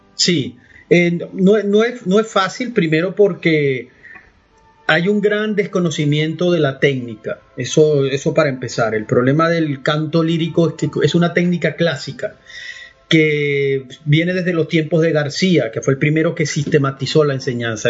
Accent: Valera, Trujillo, Venezuela; moved away as an adult; also born or lived in Caracas / Vienna / Spain; now in Miami, United States; yo soy andino. Yo nací en una ciudad que se llama Valera

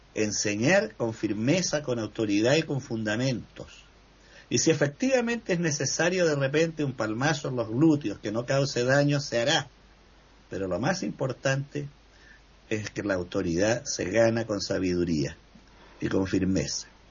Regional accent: Chile; así como tuvimos en Chile un presidente

